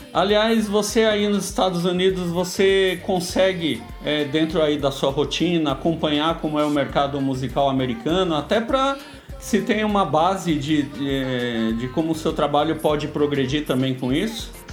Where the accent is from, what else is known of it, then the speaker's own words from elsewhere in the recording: Brazil; nós como brasileiros músicos